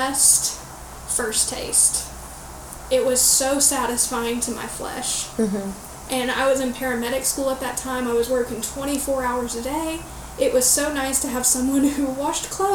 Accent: Florida, United States; growing up in the Bible Belt in Florida, it is Southern Baptist to the core

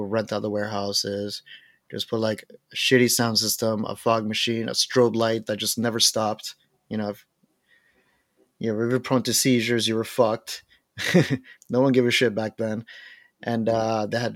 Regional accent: Miami, Florida, United States; I was born and raised in Miami

